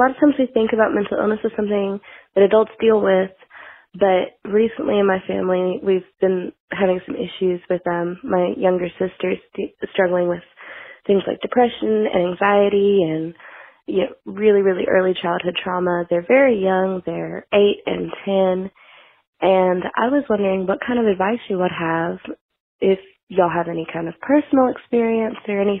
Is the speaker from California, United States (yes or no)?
no; Tennessee, United States; I'm from Tennessee.